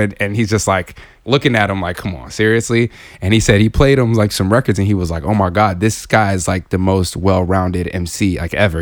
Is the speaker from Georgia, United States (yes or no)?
no; Southern California, United States; coming up in Southern California